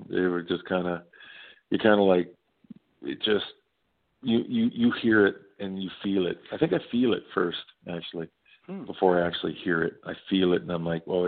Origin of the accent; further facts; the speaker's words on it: Nova Scotia, Canada; a singer-songwriter, born and raised in Nova Scotia, I grew up on all sorts of music